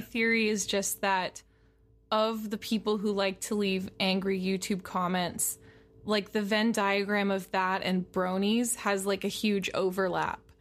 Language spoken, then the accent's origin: English; San Francisco, California, United States; now in Los Angeles, United States; I grew up in the San Francisco area